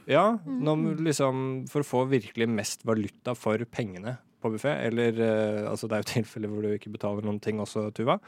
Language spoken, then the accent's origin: Norwegian; Moss, Østfold, Norway; moved away; also born or lived in Oslo; Jeg bor i Moss. Uh, Flytta til Moss nå i sommer. Det er der jeg er fra, for øvrig